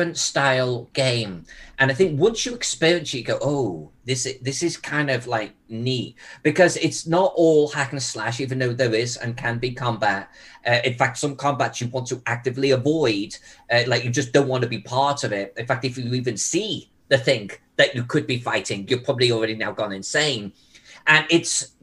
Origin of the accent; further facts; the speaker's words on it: England, United Kingdom; moved away as an adult; also born or lived in Louisiana; now in United States; I came from England back in the blue